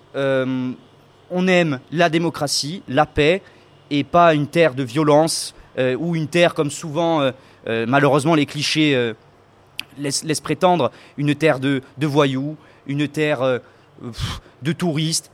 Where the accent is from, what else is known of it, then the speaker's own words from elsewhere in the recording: Corsica, France; nous, en tant que Corse